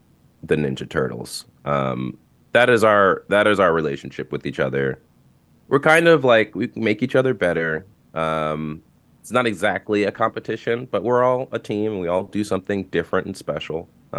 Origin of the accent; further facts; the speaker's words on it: New York City, New York, United States; I'm from Brooklyn. I'm from Bushwick specifically, like actually from Bushwick.